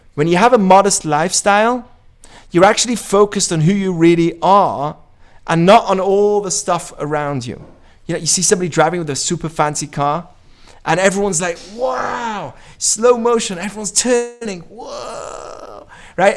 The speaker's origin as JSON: {"language": "English", "country": "United Kingdom", "also_born_or_lived": "Israel", "moved": "yes", "said": "I say I'm British"}